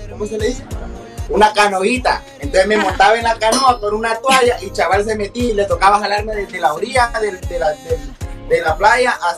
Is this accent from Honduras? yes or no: yes; Honduras; también los hondureños podemos hacerlo afuera